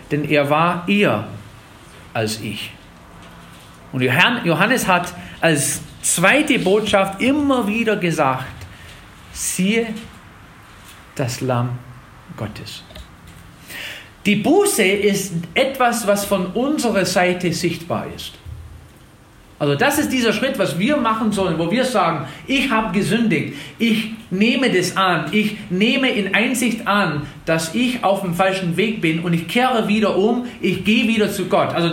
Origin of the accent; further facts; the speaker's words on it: Wisconsin, United States; in Tennessee sind die Gemeinden auch ein bisschen lebendiger als in Wisconsin, wo ich herkomme.